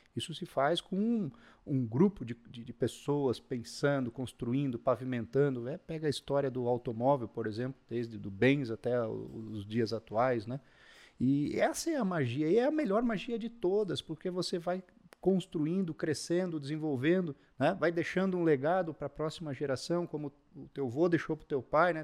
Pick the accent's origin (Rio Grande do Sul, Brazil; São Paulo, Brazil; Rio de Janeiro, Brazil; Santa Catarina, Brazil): Santa Catarina, Brazil; Taió; moved away; Particularmente eu vim de Taió, Santa Catarina